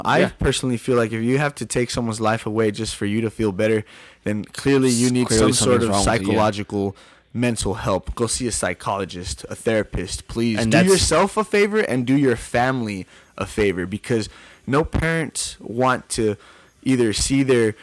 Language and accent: English; El Paso, Texas, United States; I am now seen as a local DJ in my hometown of El Paso